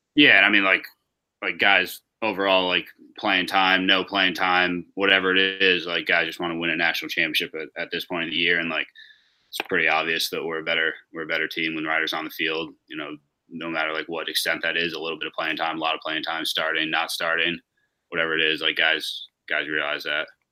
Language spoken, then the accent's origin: English; New York, United States; I was born in New York, so both my parents from there